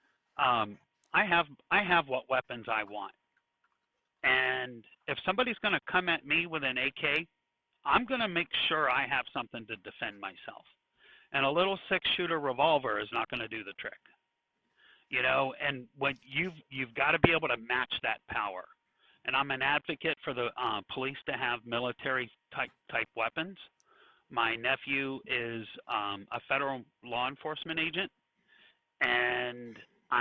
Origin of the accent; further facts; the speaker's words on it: Virginia Beach, Virginia, United States; now in Texas, United States; I'm from the Virginia Beach, North Outer Banks area